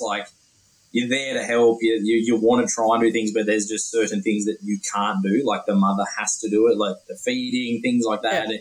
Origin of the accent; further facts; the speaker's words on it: Dubbo, New South Wales, Australia; I'm from Dubbo, which is rural out in the central west